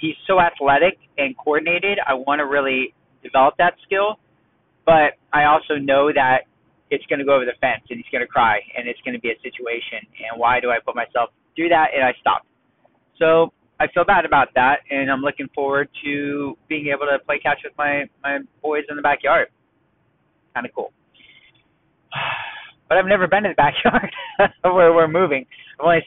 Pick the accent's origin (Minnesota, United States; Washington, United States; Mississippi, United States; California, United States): California, United States; Los Angeles; also born or lived in San Diego, California / Tarzana, California; born in Tarzana, LA County, and I grew up in the Valley, San Fernando Valley, Van Nuys, Sherman Oaks area. And then about, I think it was halfway through eighth grade, we moved down to San Diego.